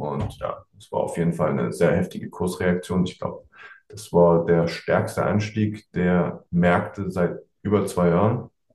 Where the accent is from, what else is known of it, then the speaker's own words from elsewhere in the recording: East Germany, Germany; now in Düsseldorf, Germany; ich bin ja eigentlich Ossi